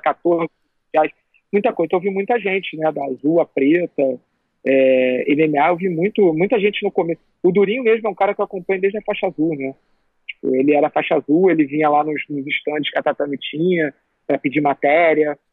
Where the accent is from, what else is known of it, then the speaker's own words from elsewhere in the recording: Rio de Janeiro, Brazil; eu aqui sou, do Rio, torço pro Flamengo